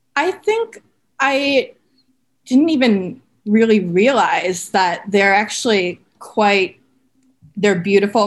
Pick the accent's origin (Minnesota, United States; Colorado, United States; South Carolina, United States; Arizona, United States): Minnesota, United States; moved away; I grew up in Minnesota